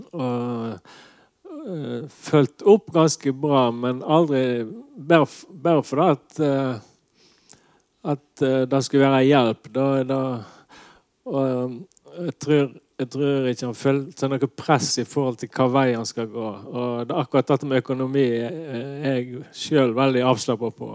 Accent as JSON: {"language": "Norwegian", "area": "Nordhordland", "region": "Vestland", "country": "Norway", "said": "jeg kom ifra Nordhordland og ikke Sunnhordland"}